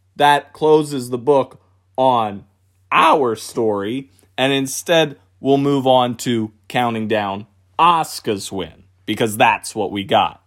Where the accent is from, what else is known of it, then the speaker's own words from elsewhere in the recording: Philadelphia, Pennsylvania, United States; moved away; I'm from Philadelphia, Pennsylvania originally